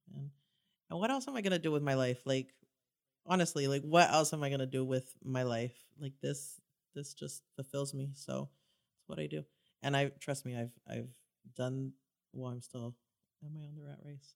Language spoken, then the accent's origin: English; Santa Ana, California, United States; I grew up in Santa Ana